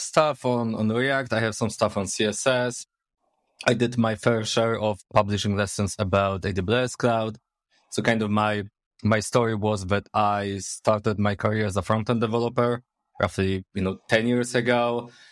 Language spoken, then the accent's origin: English; Poznań, Greater Poland, Poland; English is a second language; I'm from Poznań, Poland. Born and raised, actually